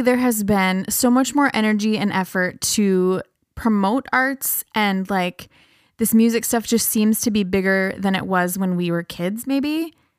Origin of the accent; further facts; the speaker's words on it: Breckenridge, Minnesota, United States; now in Fergus Falls, United States; I grew up in Breck, and that's even smaller.